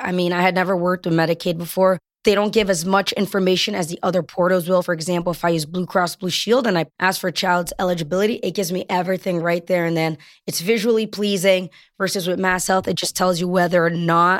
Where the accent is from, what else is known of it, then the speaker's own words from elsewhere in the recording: Brazil; now in Framingham, United States; I speak Portuguese. I was born in Brazil.